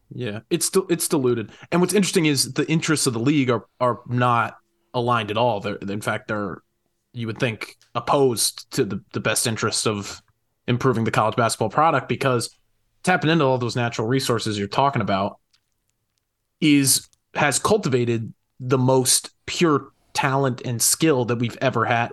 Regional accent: Connecticut, United States; I was from Connecticut.

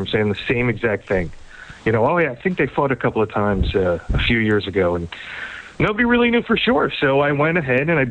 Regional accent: New York, United States; I'm a New Yorker

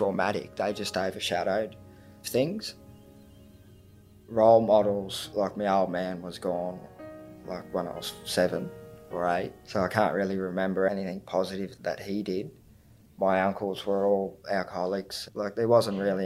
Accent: Tweed Heads, New South Wales, Australia; I'm from Tweed Heads, Minjimbul, Bundjalung country, which is down south on the border of Queensland and New South Wales.

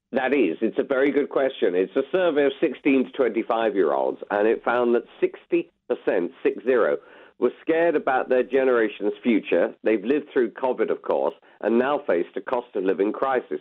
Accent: United Kingdom; we are British

